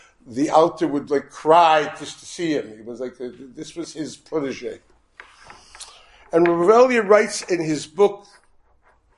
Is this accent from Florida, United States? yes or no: no; Chicago, Illinois, United States; We grew up in Chicago, not Brooklyn, don't worry about it, in the normal part